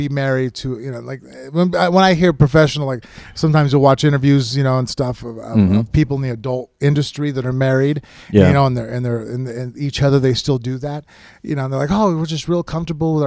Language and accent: English; Las Vegas, Nevada, United States; I was born and raised in Vegas